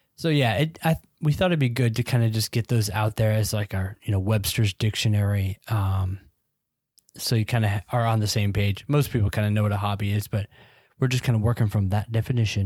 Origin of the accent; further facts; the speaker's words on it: United Kingdom; I'm British, as you can tell.